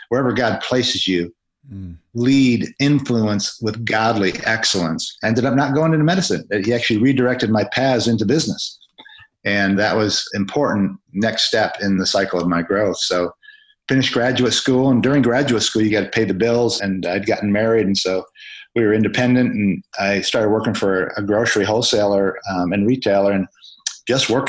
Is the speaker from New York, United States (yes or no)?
no; Grand Rapids, Michigan, United States; in my hometown of Grand Rapids, Michigan